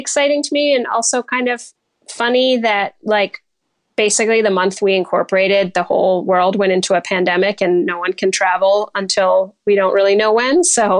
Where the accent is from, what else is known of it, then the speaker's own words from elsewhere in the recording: New Jersey, United States; also born or lived in New York; now in Michigan, United States; I'm actually originally from New Jersey